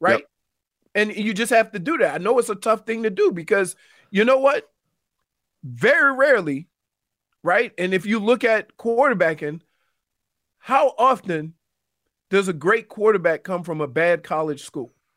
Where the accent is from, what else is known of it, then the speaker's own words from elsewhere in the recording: New Orleans, Louisiana, United States; moved away; my hometown team, the Saints